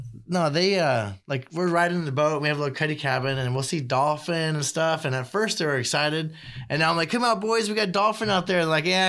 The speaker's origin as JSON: {"language": "English", "town": "Virginia Beach", "region": "Virginia", "country": "United States", "tie": "born or raised there", "moved": "yes", "said": "And I grew up in Virginia Beach, Virginia, and you know, I got separated from my family and had to come to South Bakersfield."}